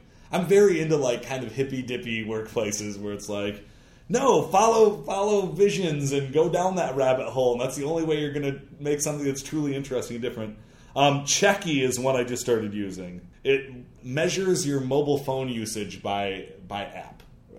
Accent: Michigan, United States; I'm from Michigan

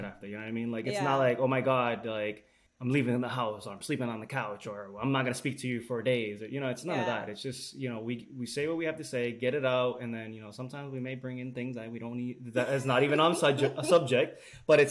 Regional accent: Puerto Rico; as Puerto Rican, we speak a little bit fast.

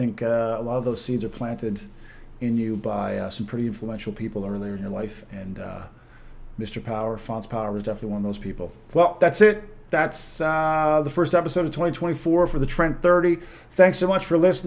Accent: Corner Brook, Newfoundland and Labrador, Canada; in Corner Brook in my hometown

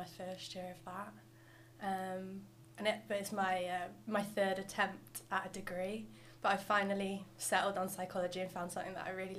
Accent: Shrewsbury, West Midlands, United Kingdom; moved away as an adult; now in Liverpool, United Kingdom; I'm from Shrewsbury.

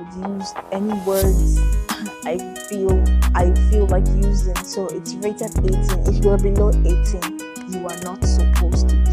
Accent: Nigeria; now in Philippines; I am a medical student in the Philippines, but I am originally from Nigeria

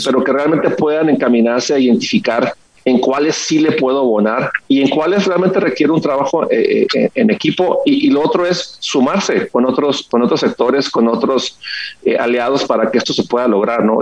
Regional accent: Ensenada, Baja California, Mexico; soy de Ensenada, Baja California

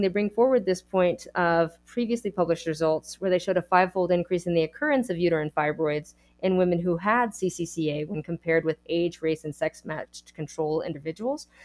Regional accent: Texas, United States; I am a Texan

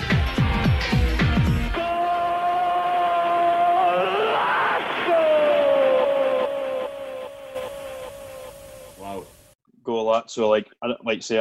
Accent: Scotland, United Kingdom; we're Scottish

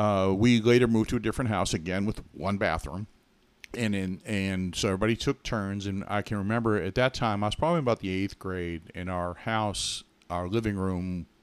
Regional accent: Billerica, Massachusetts, United States; Well, I grew up in Massachusetts in a town called Billerica. If you look on a map, it's Billerica. But now we call it Billerica.

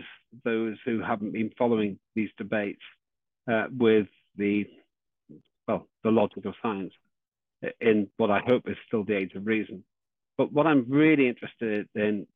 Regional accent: Northern Ireland, United Kingdom; I was born in Northern Ireland

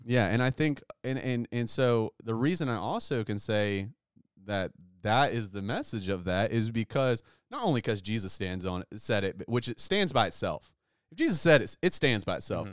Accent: United States; as American Christians

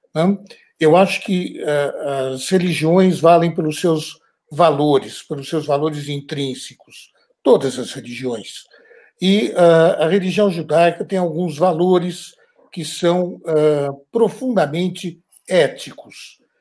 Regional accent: Brazil; now in France

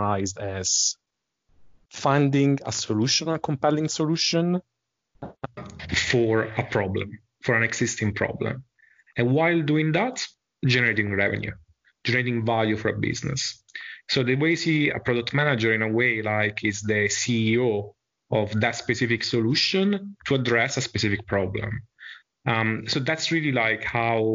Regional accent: Italy; accent: Italian; English is a second language; moved away as an adult; also born or lived in Dublin, Ireland; now in Switzerland; So I'm originally from Italy, as my accent might suggest, but I spent pretty much the last 20 years of my life outside Italy.

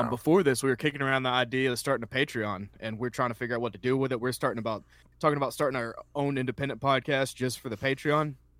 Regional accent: Columbus, Georgia, United States; moved away as an adult; I came down here in 2012. I'm originally from Columbus, Georgia

